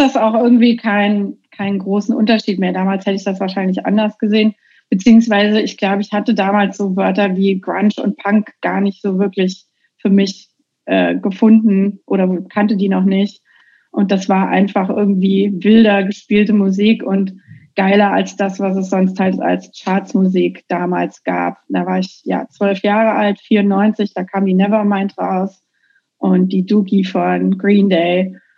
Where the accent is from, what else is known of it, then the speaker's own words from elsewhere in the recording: Dreihausen, Hesse, Germany; moved away as an adult; also born or lived in Marburg / Giessen / Offenbach; now in Bellingham, United States; ich bin zwar in Marburg geboren, aber ich bin auf so einem ganz kleinen Kaff äh, aufgewachsen, so ein richtiges hessisches Einöd. Das Kaff heißt Dreihausen